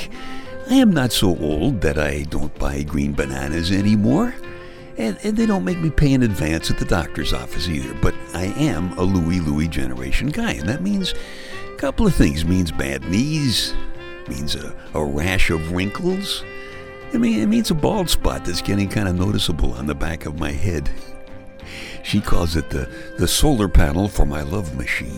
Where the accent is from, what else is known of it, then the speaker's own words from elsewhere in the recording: New York City, New York, United States; I am from Brooklyn